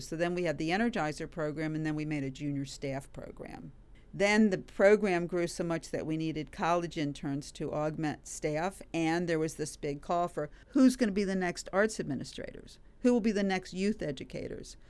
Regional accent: Washington, District of Columbia, United States; also born or lived in Cincinnati, Ohio; I grew up in the Washington area

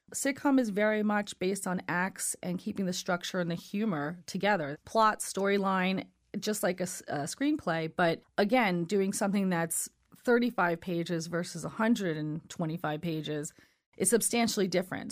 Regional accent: New York City, New York, United States; Brooklyn's my hometown

